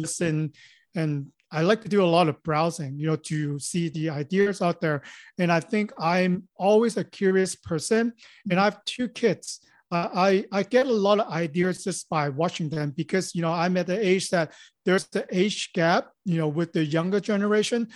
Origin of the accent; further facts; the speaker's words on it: Hong Kong; moved away as an adult; also born or lived in Los Angeles; born and raised in Hong Kong, so, and I came to Los Angeles after high school.